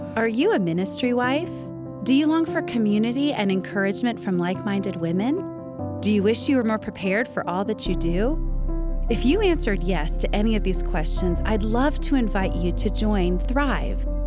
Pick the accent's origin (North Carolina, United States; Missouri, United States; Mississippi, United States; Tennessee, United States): Mississippi, United States; rural North; now in New Orleans, United States; a guy from rural North Mississippi